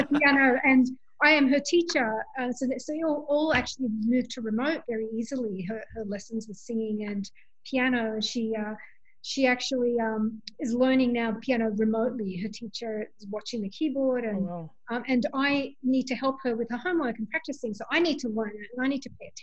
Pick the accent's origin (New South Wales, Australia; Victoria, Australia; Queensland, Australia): New South Wales, Australia; Sydney; moved away as an adult; now in Bronx, United States; as an Australian to come from the Bronx